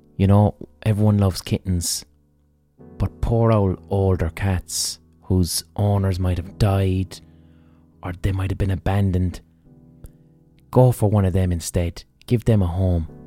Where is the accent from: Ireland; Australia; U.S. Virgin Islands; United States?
Ireland